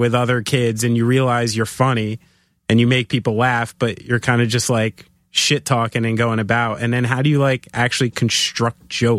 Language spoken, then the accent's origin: English; New Jersey, United States; I'm from New Jersey.